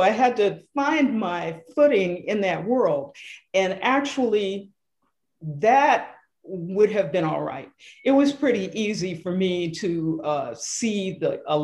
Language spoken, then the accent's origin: English; Detroit, Michigan, United States; Growing up in Detroit in the heyday of Motown